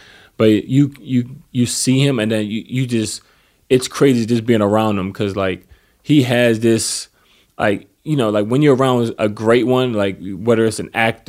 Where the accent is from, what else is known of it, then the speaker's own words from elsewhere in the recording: East Coast, United States; I mean, but it's weird because I'm from the East Coast.